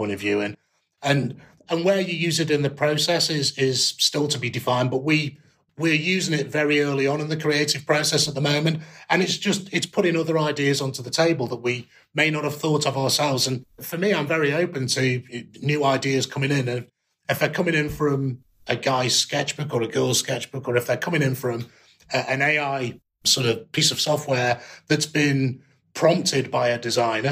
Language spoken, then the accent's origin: English; Stoke-on-Trent, West Midlands, United Kingdom; now in Coventry, United Kingdom; being a kid growing up in Stoke-on-Trent